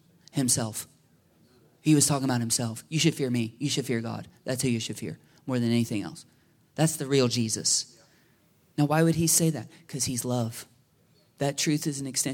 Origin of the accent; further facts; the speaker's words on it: United States; our biggest temptation as American people